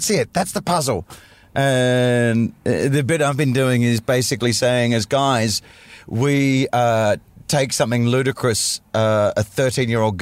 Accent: Australia; I grew up in Australia in the 80s in a coastal city

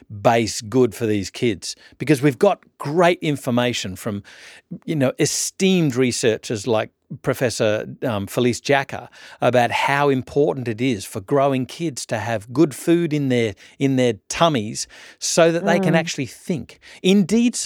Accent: Orange, New South Wales, Australia; also born or lived in Canberra; growing up in Orange and New South Wales and having access to a sort of country lifestyle

